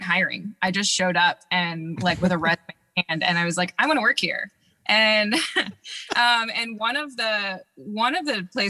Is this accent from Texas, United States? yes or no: no; Baltimore, Maryland, United States; now in San Diego, United States; my interest in beer started back in my hometown of Baltimore